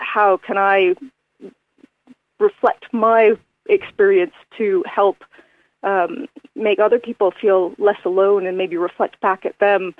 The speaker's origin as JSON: {"language": "English", "country": "Canada", "said": "because I came from Canada, where I sustained my roller derby injury. I also grew up in the ice hockey community."}